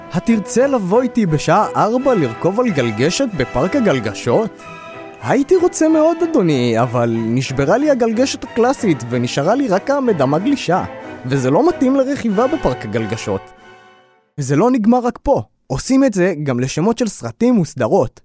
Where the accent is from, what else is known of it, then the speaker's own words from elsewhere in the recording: Ashdod, Southern District, Israel; גדלתי באשדוד